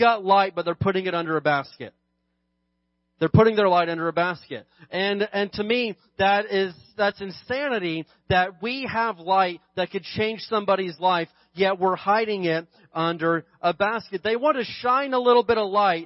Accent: California, United States; I'm more proud of being a Christian than I am being a Californian

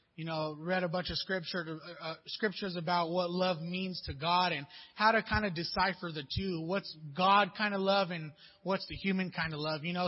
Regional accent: Pomona, California, United States; I grew up in Pomona, you know, a little rough little area out there, Pomona, California

